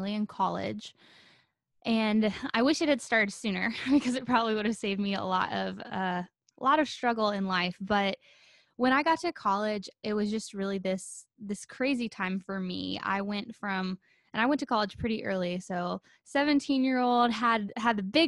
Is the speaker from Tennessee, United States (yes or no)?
yes; Nashville, Tennessee, United States; growing up in the Nashville scene